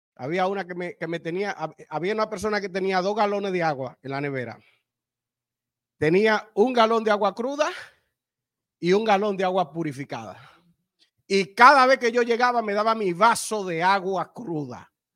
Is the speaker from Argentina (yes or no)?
no; Dominican Republic; yo soy dominicano